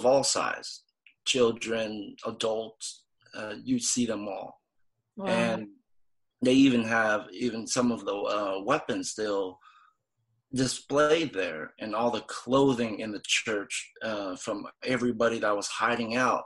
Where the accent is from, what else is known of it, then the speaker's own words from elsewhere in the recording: Vietnam; I'm from Vietnam